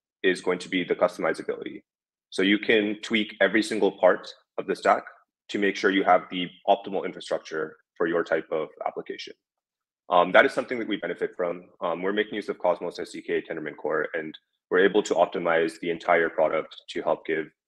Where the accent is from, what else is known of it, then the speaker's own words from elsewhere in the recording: United States; being an American working on anything related to crypto